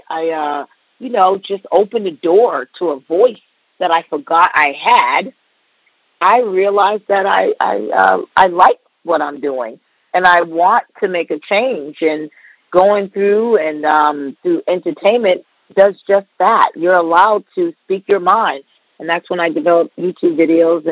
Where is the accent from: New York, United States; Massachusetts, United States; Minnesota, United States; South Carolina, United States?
Massachusetts, United States; Boston; moved away as an adult; now in Indiana, United States; I'm from Boston, so I moved to Indiana